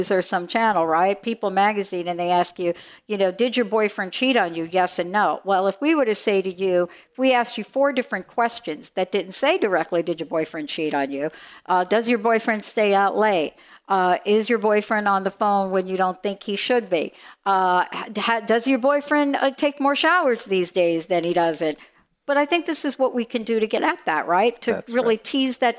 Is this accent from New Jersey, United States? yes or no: yes; New Jersey, United States; I'm from New Jersey.